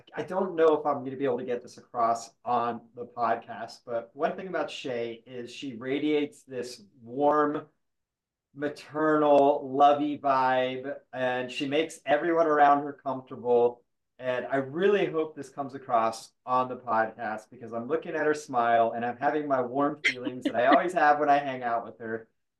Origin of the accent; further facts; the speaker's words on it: Midwest, United States; also born or lived in South; So I kind of grew up in the Midwest and I grew up in the South.